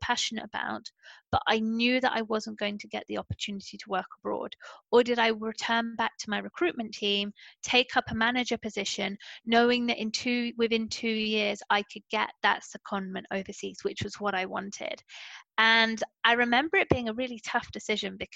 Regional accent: Portsmouth, South East England, United Kingdom; first language English; moved away as an adult; also born or lived in London; I came from Portsmouth, where everyone is born in Portsmouth and they stay in Portsmouth

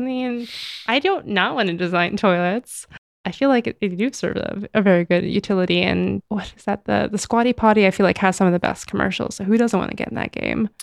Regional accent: United States; first language English; the privileges I was born into, to be an American citizen, to speak English as my native language

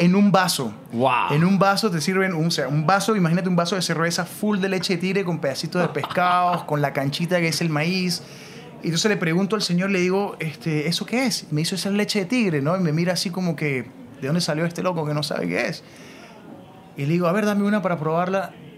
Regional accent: Mérida, Venezuela; moved away as an adult; also born or lived in Lima, Peru; me fui a la universidad en Venezuela a estudiar administración y em, perdí dos años haciendo nada porque no me gustaba, odiaba los números, eso es en Mérida, en mi ciudad

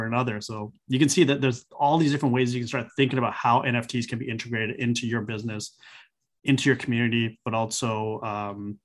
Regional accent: Vancouver, British Columbia, Canada; Vancouver because that's my hometown

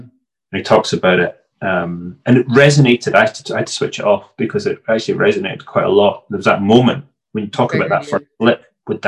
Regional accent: Scotland, United Kingdom; I'm Scottish

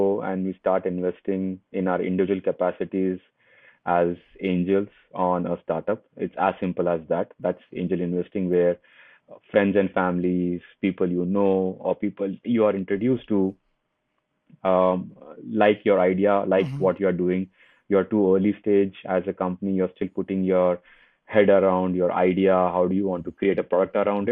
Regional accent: Hyderabad, Telangana, India; So I come from India and a very small city in India called Hyderabad. I was born there

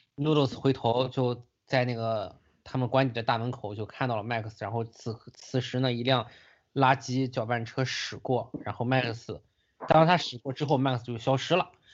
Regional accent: China; 我作为一个中国人

